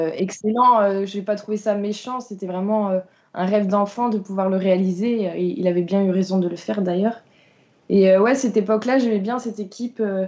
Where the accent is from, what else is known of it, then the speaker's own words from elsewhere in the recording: Vitré, Brittany, France; je suis originaire de Vitré